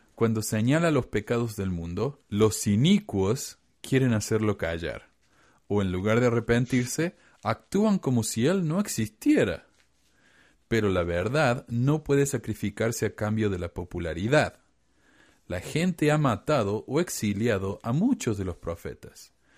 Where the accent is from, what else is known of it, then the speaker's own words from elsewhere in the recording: Córdoba, Argentina; Córdoba, Argentina, de donde soy yo.